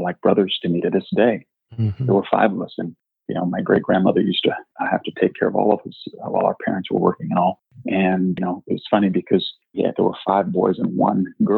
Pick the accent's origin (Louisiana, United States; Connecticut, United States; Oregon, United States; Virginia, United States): Oregon, United States; Portland; moved away as an adult; also born or lived in Bethesda, Maryland / Washington, D.C.; growing up in Portland, Oregon